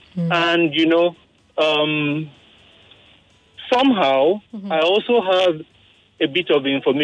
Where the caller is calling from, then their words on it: Ojodu, Lagos, Nigeria; Yeah, I'm calling from Ojodu.